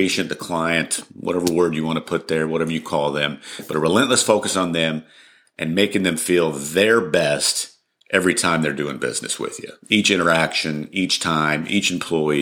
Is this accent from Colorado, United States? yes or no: yes; Colorado, United States; moved away as an adult; also born or lived in Dallas, Texas / New Mexico; now in Argyle, United States; I was actually born and raised in Colorado